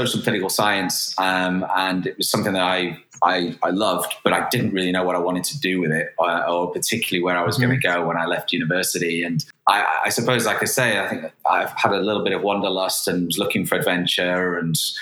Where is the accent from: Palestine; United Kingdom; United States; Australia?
United Kingdom; Manchester, North West England; moved away as an adult; also born or lived in Cambridge / London / Madrid; I am originally from Manchester, born and raised.